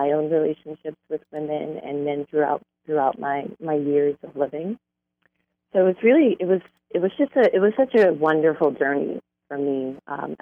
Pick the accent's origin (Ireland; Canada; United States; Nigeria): United States; New York City, New York; I grew up in Brooklyn, New York